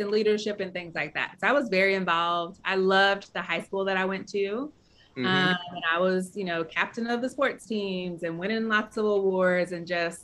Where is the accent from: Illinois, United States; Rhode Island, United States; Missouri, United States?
Missouri, United States; St. Louis; moved away as an adult; also born or lived in New Orleans; when I was growing up in St. Louis, the north side of the city is where folks who don't have resources live, and that's where I grew up